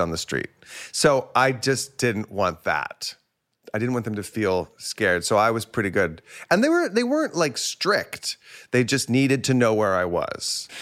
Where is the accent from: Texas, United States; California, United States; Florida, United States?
Texas, United States; Plano; also born or lived in Houston, Texas; I grew up mostly in Plano, Texas. I was born outside Houston, and then I moved when I was, like, six or seven to Plano